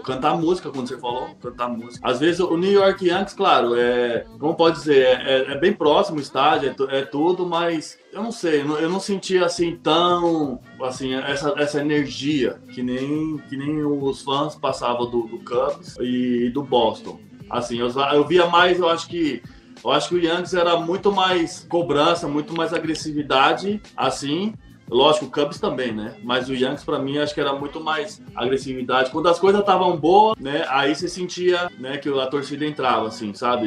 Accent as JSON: {"language": "Portuguese", "country": "Brazil", "said": "Somos, somos brasileiros"}